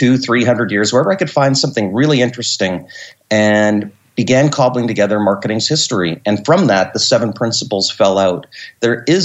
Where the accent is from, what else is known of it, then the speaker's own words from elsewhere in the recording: Canada; I'm a Canadian. I live north of Montreal in Quebec at a ski resort